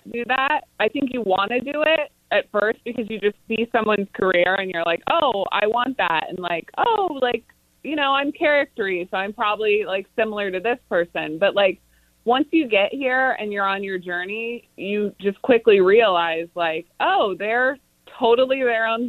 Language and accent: English; Kansas City, Missouri, United States; since I'm from Kansas City